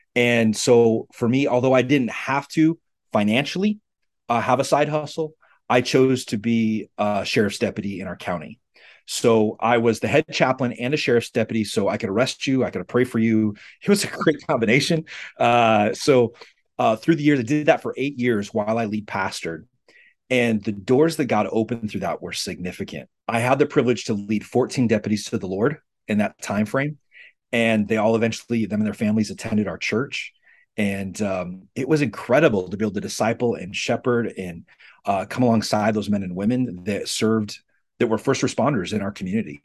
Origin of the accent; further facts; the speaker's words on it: Western South Dakota, United States; I grew up in Western South Dakota